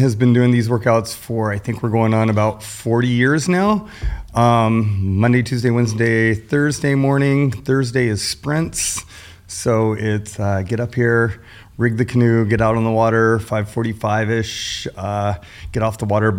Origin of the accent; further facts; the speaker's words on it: Atlanta, Georgia, United States; born there; also born or lived in Washington, D.C. / Marion, Illinois / Leavenworth, Kansas; So I was born in Atlanta, Georgia.